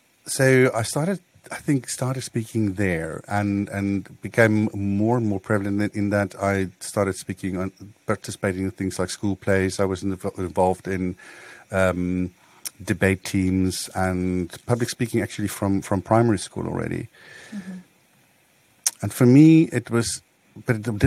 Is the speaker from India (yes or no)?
no; Botswana; I grew up close to Gaborone and on a rural community there.